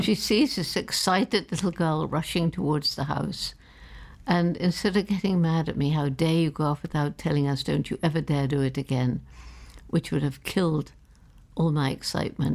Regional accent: London, United Kingdom; I was born in London

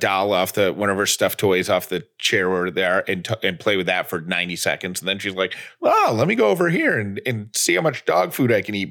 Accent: Oswego, New York, United States; I grew up in Oswego, New York. I know all about cold.

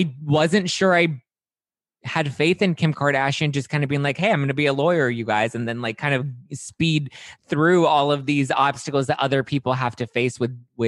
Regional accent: Los Angeles, California, United States; I was born and raised in Los Angeles. Like it's my city

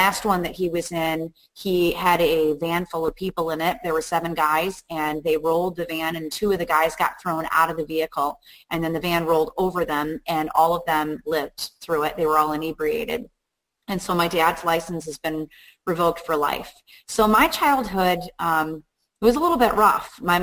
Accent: Chicago, Illinois, United States; moved away as an adult; also born or lived in Bolingbrook, Illinois; now in Upstate New York, United States; I grew up in Chicago. I lived in Chicago for 30 years

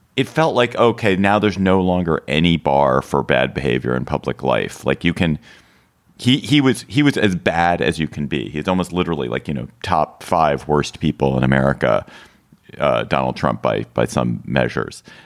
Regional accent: Washington, District of Columbia, United States; Washington, D C, my hometown

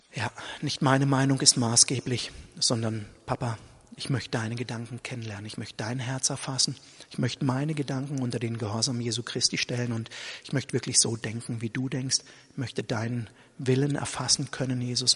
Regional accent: Germany; Ich bin halt in diesem Land Deutscher und ich identifiziere mich damit auch, mit dem deutschen Volk und mit der deutschen Nation.

